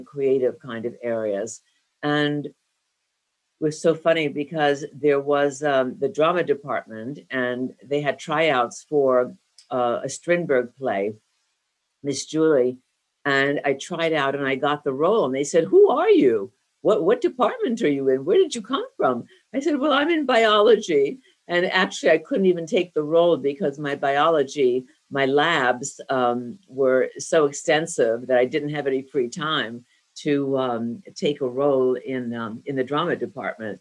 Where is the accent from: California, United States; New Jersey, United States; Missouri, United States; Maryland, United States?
New Jersey, United States; Northern; I grew up in Northern New Jersey